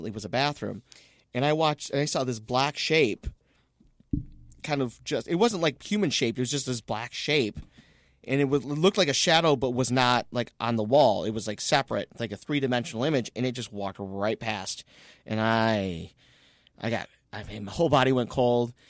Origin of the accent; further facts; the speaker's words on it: Romeo, Michigan, United States; I grew up in Romeo, in these old houses.